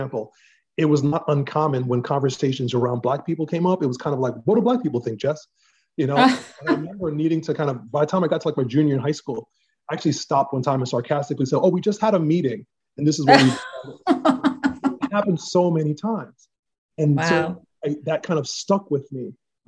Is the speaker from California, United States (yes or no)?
no; New York City, New York, United States; Black male, educated in New York. So I had an interesting journey because my dad was in the military. And so I was born in the Bronx. I was in elementary school, Catholic elementary school.